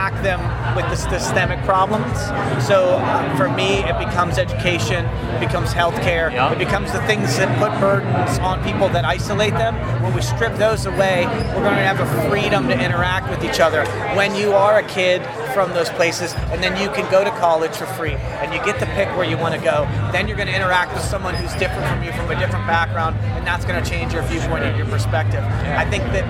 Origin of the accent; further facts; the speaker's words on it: Pittsburgh, Pennsylvania, United States; I'm from Pittsburgh.